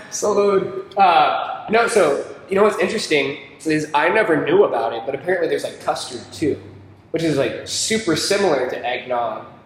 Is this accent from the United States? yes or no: yes; the South, United States; the South is different. I like okra too, man. Okra's great. That's like the one Southern thing I don't enjoy.